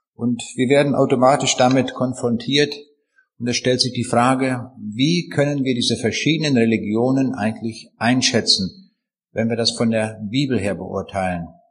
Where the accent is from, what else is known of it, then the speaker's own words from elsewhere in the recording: Braunschweig, Lower Saxony, Germany; bei uns in Braunschweig